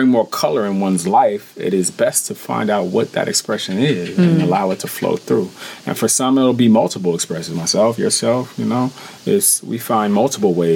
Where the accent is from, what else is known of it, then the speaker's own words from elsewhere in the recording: San Francisco, California, United States; moved away as an adult; also born or lived in Oakland, California; now in Bali, Indonesia; when I moved to Oakland from San Francisco